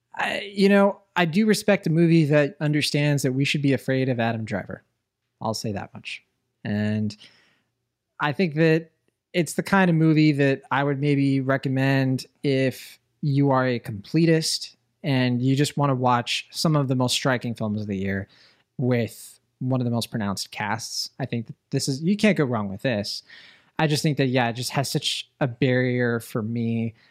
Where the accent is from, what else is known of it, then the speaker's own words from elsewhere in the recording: Puerto Rico; I'm from Puerto Rico